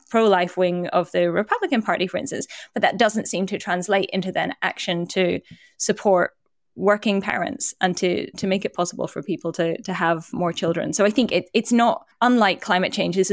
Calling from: United States; I'm speaking from the United States, where often parents have no parental leave and people's access to healthcare is tied to their jobs.

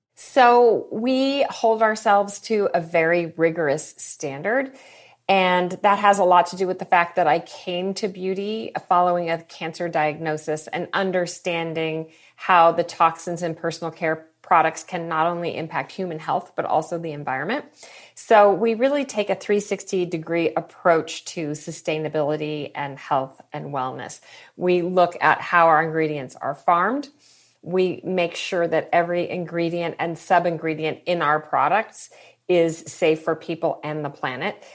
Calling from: Mill Valley, California, United States; I am calling in from Mill Valley, California

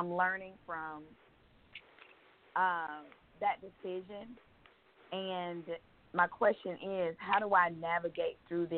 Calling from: Georgia, United States; I'm calling from Georgia.

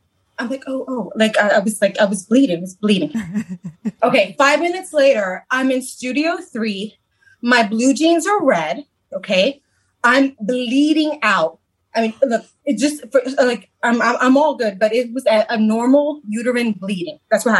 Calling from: Bronx, New York, United States; I'm in the Bronx. I'm Bronx, New York, girl.

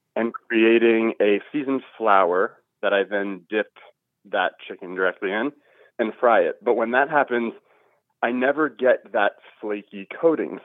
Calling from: Overland Park, Kansas, United States; I'm calling from Overland Park, Kansas

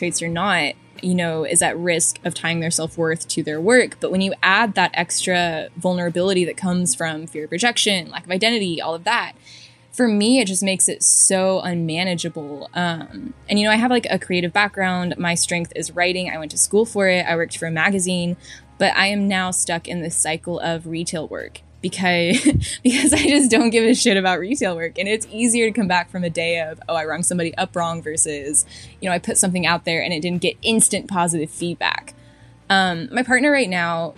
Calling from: Texas, United States; I'm calling from Texas.

